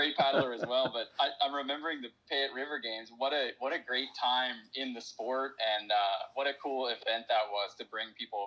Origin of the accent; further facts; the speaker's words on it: Pittsburgh, Pennsylvania, United States; I'm from Pittsburgh, Pennsylvania, which is on the east coast of the United States.